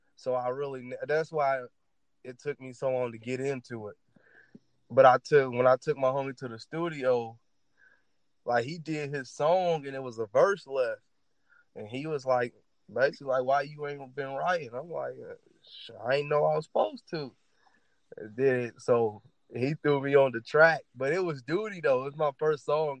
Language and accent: English; Louisville, Kentucky, United States; That's where that's where I'm from, the West End of Louisville